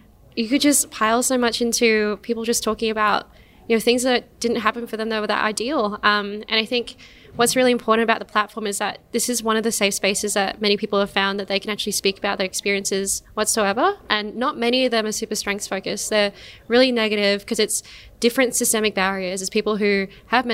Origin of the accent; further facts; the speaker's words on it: Perth, Western Australia, Australia; now in Melbourne, Australia; I grew up in Perth in a really, honestly, like really, really white little suburb